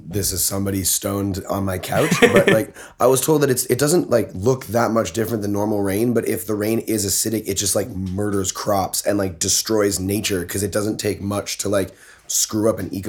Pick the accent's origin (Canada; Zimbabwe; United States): Canada; Toronto, Ontario; I was born in Toronto.